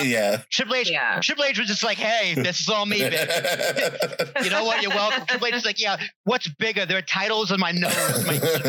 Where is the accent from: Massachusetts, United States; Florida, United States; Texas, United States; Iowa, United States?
Massachusetts, United States; Boston; Growing up in Boston